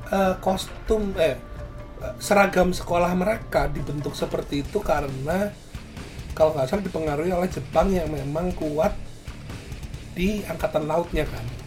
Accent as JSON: {"language": "Indonesian", "town": "Surabaya", "region": "East Java", "country": "Indonesia", "said": "gua asal gua dari Surabaya"}